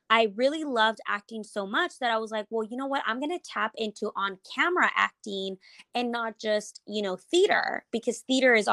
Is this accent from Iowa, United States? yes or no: no; Houston, Texas, United States; I actually was born and raised in Houston. All of my life I've been here.